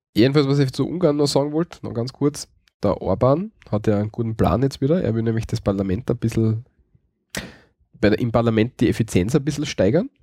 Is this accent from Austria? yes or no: yes; Graz, Styria, Austria; Bei uns in Graz gibt es, glaube ich, fünf oder sechs Weihnachtsmärkte